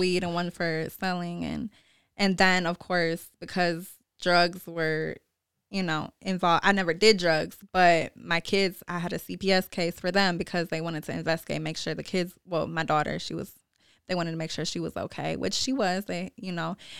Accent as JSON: {"language": "English", "town": "Lansing", "region": "Michigan", "country": "United States", "tie": "born or raised there", "said": "I'm from Lansing, born and raised on the South Side."}